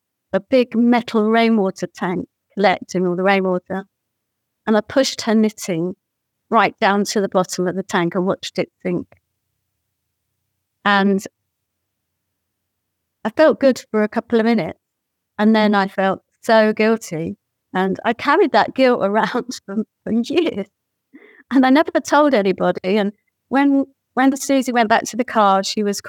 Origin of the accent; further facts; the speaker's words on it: Bournemouth, South West England, United Kingdom; now in Ireland; my hometown, which was Bournemouth on the South Coast